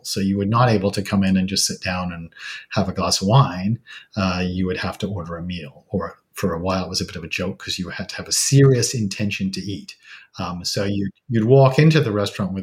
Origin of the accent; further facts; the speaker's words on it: England, United Kingdom; now in British Columbia, Canada; I'm originally from England